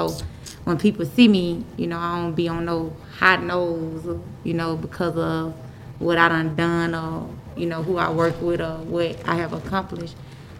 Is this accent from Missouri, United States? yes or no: no; Atlanta, Georgia, United States; I'm from Bleeland. Crooks may call it Cleveland Avenue